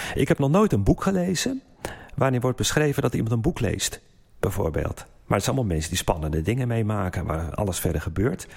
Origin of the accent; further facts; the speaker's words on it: Haarlem, North Holland, Netherlands; moved away; also born or lived in Geneva; we zijn nu in Haarlem, dit is mijn geboortestad. Ik woon er 26 jaar niet meer.